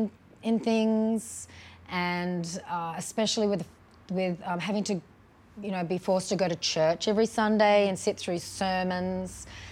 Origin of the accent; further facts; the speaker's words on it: Brisbane, Queensland, Australia; also born or lived in Canberra / Sydney / Lismore; and I grew up in Canberra and Sydney and Lismore. And then my family moved to Brisbane when I was about 13.